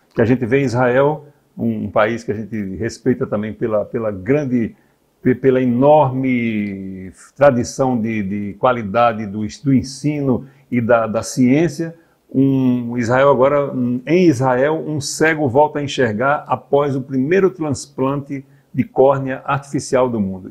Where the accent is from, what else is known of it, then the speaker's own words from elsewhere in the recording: Northeast Region, Brazil; nós somos nordestinos aqui do interior